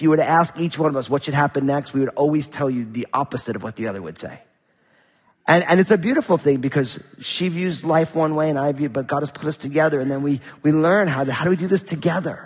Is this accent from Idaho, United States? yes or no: no; New Jersey, United States; growing up in New Jersey in a kind of a non-spiritual family